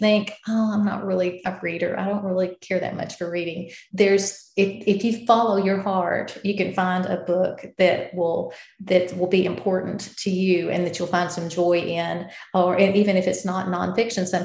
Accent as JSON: {"language": "English", "region": "the South", "country": "United States", "accent": "Southern", "said": "as you can probably tell from my accent, I'm from the South"}